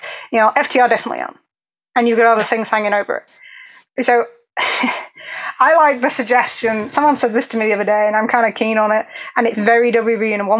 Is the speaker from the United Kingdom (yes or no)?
yes; England, United Kingdom; I'm very English.